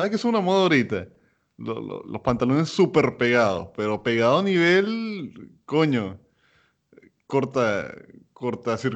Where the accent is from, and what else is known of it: Maturín, Monagas, Venezuela; moved away as an adult; now in United States